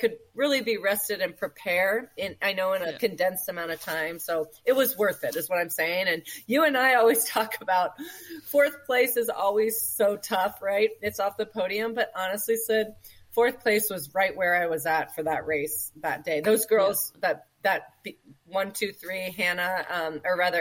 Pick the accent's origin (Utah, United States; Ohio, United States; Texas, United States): Ohio, United States; moved away as an adult; also born or lived in California; we moved from California, which is right to Ohio, where life for us, you know, Aaron and I were born and raised here, is much simpler